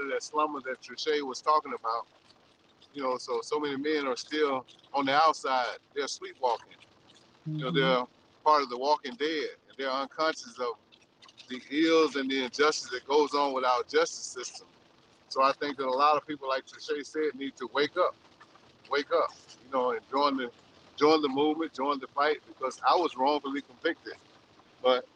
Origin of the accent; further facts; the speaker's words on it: Mound Bayou, Mississippi, United States; I'm from Mississippi, a little town called Mound Bayou.